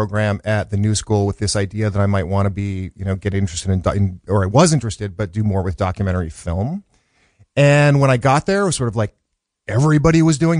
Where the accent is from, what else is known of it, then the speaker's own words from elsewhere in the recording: Chicago, Illinois, United States; born there; Well, so I was born in 1965 in Chicago, in the South Side of Chicago.